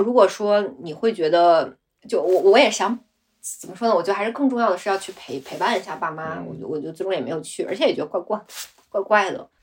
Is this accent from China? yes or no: yes; Gansu, China; now in Beijing, China; 我老家是甘肃的，就我父母都是嗯。甘肃人